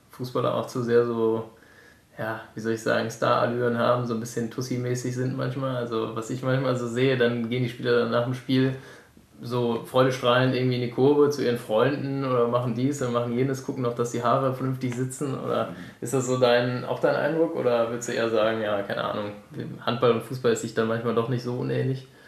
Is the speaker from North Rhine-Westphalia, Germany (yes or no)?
yes; Krefeld, North Rhine-Westphalia, Germany; moved away as an adult; now in Essen, Germany; ich komme ja aus Krefeld ursprünglich